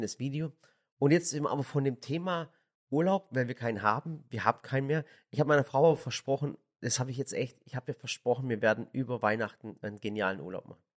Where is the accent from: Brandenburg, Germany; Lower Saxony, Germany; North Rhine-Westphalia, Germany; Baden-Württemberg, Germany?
Baden-Württemberg, Germany; Swabia; also born or lived in Sinop, Turkey (family); ich bin Schwabe